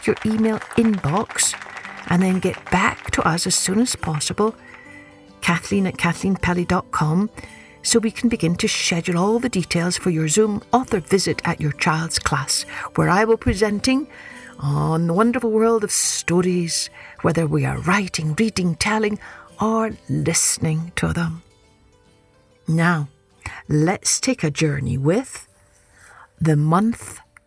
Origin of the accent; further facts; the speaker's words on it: Scotland, United Kingdom; when I was growing up in Scotland, I loved how the sky would never grow dark during that month until almost midnight